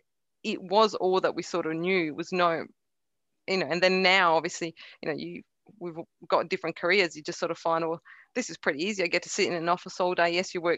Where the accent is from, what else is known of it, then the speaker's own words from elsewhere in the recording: Carnarvon, Western Australia, Australia; English is a second language; also born or lived in Croatia; Yeah, I was born in Croatia. I came over to Australia when I was 9 years of age with zero knowledge of the English language.